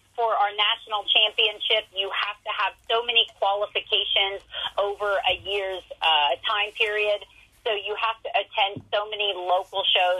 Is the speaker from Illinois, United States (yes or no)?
no; Ohio, United States; I'm from Ohio